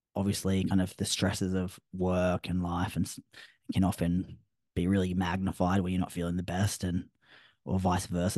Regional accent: Australia; I'm Australian

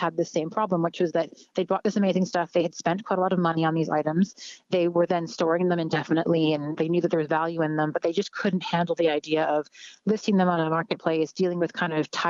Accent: Canada; moved away as an adult; now in Ireland; I'm Canadian. I'm originally from Canada. I've been living in Ireland for just under 4 years.

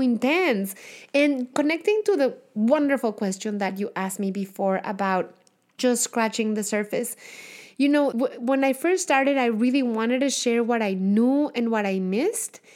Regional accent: Mexico; accent: thick, heavy Mexican accent; moved away; I have the thick, heavy accent from having, you know, been born and raised in Mexico

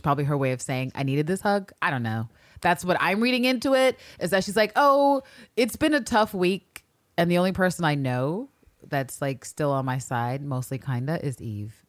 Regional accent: United States; as an American

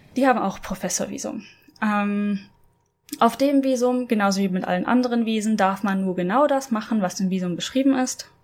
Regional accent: Germany; moved away as an adult; also born or lived in Norway; ich als Deutsche in Norwegen gewohnt habe

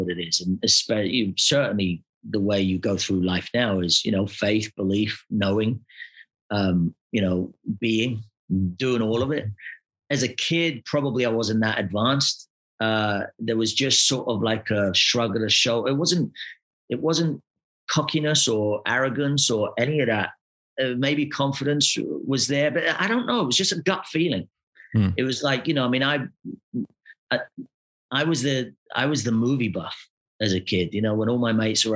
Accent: Glasgow, Scotland, United Kingdom; moved away; I come from Glasgow

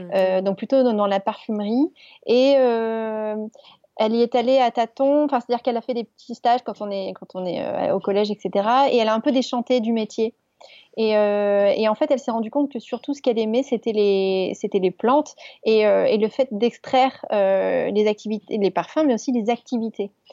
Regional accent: Grasse, Provence-Alpes-Côte d'Azur, France; also born or lived in Paris; nous on est originaire de Grasse donc euh, la capitale euh, du parfum

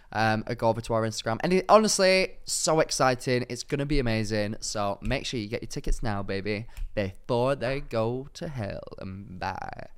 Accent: Manchester, North West England, United Kingdom; my hometown, Manchester

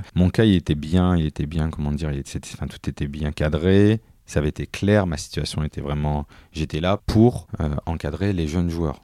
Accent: Tourcoing, Hauts-de-France, France; je suis né à Tourcoing, j'étais un Tourquinois, donc j'habitais en face du stade Van de Vegat

